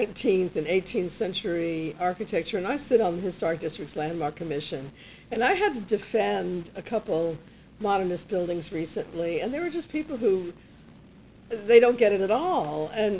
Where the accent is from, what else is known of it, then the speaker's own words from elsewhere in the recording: New York, United States; I grew up with that in New York.